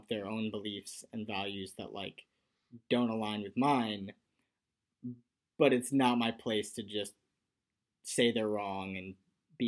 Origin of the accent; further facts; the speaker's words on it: New England, United States; I grew up in the New England area